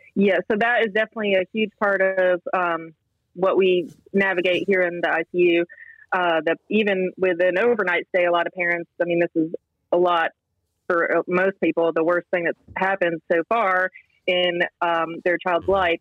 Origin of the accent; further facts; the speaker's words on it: Western Massachusetts, United States; moved away as an adult; also born or lived in Columbia, South Carolina / Pittsburgh / Rochester, New York; now in Charlotte, United States; I'm originally from Western Massachusetts